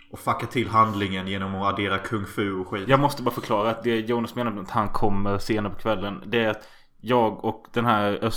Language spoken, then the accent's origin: Swedish; Gothenburg, Västra Götaland, Sweden; Åh, fan jag kommer från Göteborg.